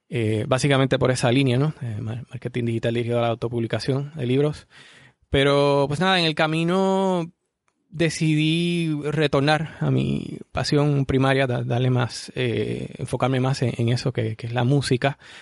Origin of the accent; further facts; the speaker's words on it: Arecibo, Puerto Rico; soy de Puerto Rico, eh, específicamente de la ciudad de Arecibo, aquí en Puerto Rico. Y bueno, aquí he vivido casi toda, toda mi vida